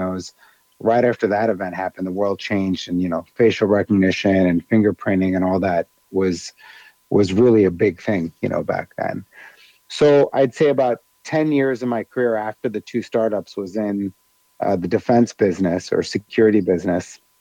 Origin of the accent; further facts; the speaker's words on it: Chicago, Illinois, United States; moved away as an adult; now in Dubai, United Arab Emirates; And then I moved to Chicago and was in the Midwest for most of my life.